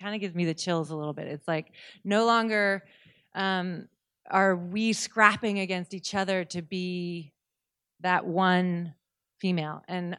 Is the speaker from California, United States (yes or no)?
no; Seattle, Washington, United States; And I grew up in Seattle. I'd spent my whole life in the water, but I'd never actually swam anywhere.